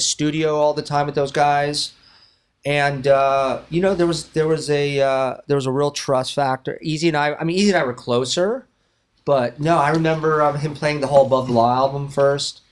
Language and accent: English; Westlake Village, California, United States; also born or lived in Los Angeles; I grew up in Westlake Village